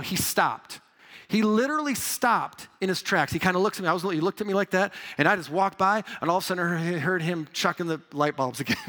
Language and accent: English; Midwest, United States; moved away as an adult; also born or lived in New York; I'm a Midwest boy